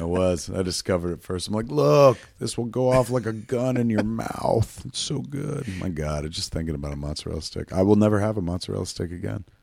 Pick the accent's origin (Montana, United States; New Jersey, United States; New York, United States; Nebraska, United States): New Jersey, United States; Highlands; I grew up in Highlands